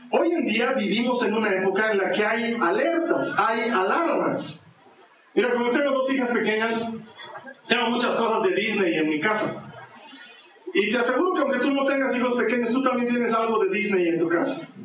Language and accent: Spanish; Bolivia; aquí en mi país, en Bolivia